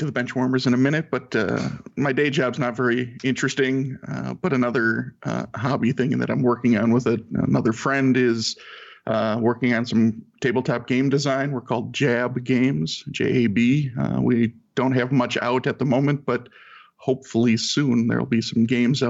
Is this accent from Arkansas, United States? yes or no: no; St. Paul, Minnesota, United States; I'm from St. Paul, Minnesota.